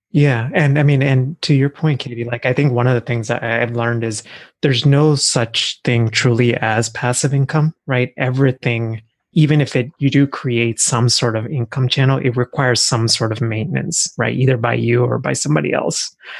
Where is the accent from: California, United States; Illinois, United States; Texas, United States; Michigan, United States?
Texas, United States; moved away as an adult; also born or lived in India; now in Philadelphia, United States; I actually grew up in Texas